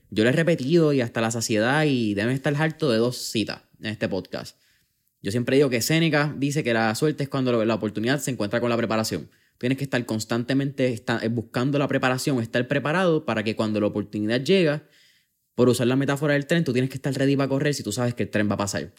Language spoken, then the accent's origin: Spanish; Puerto Rico; en Puerto Rico, que somos un país caribeño, que recibimos sol directo ah, bastante